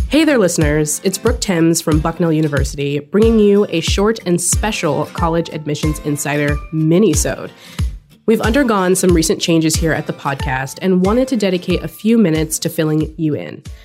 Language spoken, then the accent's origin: English; California, United States; moved away as an adult; also born or lived in Washington; I was born and raised in California